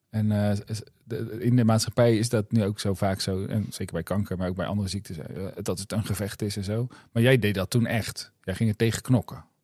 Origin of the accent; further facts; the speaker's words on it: Rotterdam, South Holland, Netherlands; ik zeg volgend jaar want ik kom uit Rotterdam.